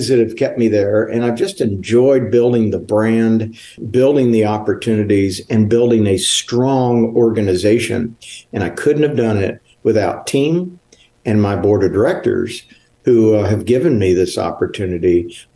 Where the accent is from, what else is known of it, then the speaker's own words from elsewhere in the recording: Houston, Texas, United States; also born or lived in Kingwood, Texas / Humble, Texas / Georgetown, Texas; I was brought up in the Houston area